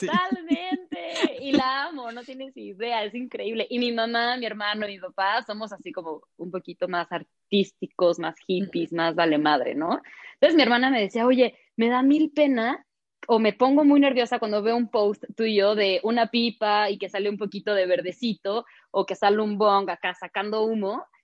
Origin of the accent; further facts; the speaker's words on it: Mexico; todavía nos falta como mexicanos aprender a valorar